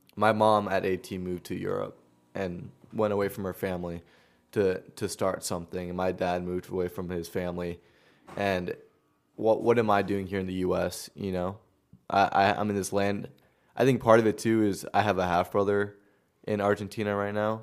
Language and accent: English; Long Island, New York, United States; moved away; also born or lived in Queens; I grew up in Long Island